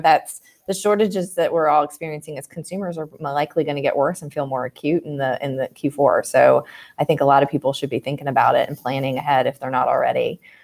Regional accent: Martinsburg, West Virginia, United States; I grew up in West Virginia

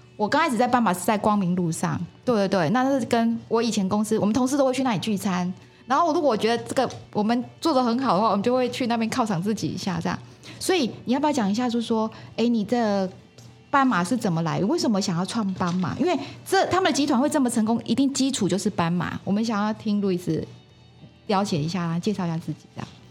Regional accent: Yunlin County, Taiwan; now in Zhubei, Taiwan; 因为我是是。云林人，来这边住二十啊。年了

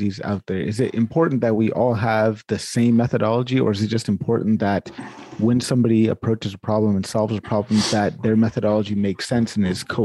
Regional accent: Sacramento, California, United States; now in Canada; I'm actually from Sacramento, California, born and raised in Sacramento. That's my hometown.

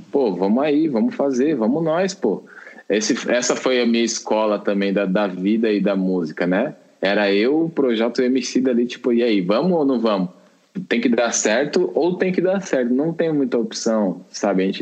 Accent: São Paulo, Brazil; born there; also born or lived in Minas Gerais; ainda saí da casa da minha mãe, né, com 17 anos, lá em Minas, né, que tava morando lá, sou nascido em São Paulo, mas estava morando lá.

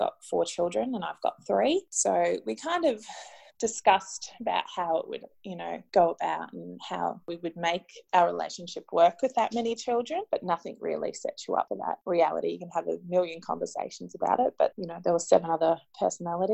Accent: Brisbane, Queensland, Australia; We're both from Brisbane, so both sets of grandparents are here in Brisbane as well

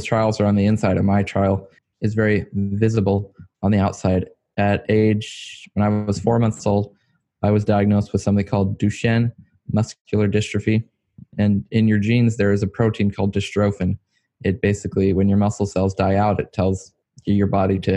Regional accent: near Richmond, Virginia, United States; I was born in near Richmond, Virginia.

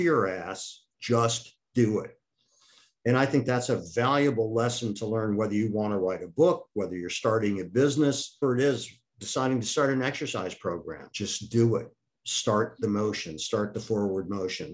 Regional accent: Akron, Ohio, United States; moved away; also born or lived in Wisconsin; I'm originally from Akron, Ohio rubber capital of the United States.

